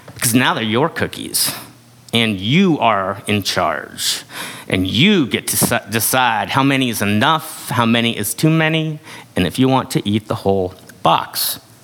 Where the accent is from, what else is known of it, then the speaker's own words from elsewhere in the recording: United States; we're taught from a young age in this culture